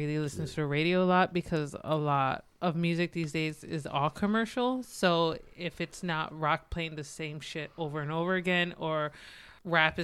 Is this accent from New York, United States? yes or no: no; New Britain, Connecticut, United States; I grew up in New Britain